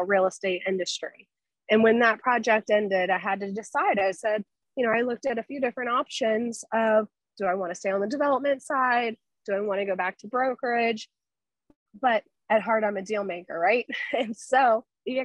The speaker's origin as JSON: {"language": "English", "town": "Tampa", "region": "Florida", "country": "United States", "tie": "born or raised there", "said": "I was born and raised in Tampa"}